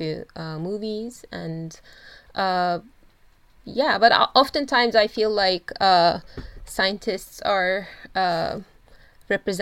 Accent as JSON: {"language": "English", "country": "Turkey", "moved": "as an adult", "lives_now": "United States", "said": "I am originally from Turkey. And I moved to the U.S. to pursue my career"}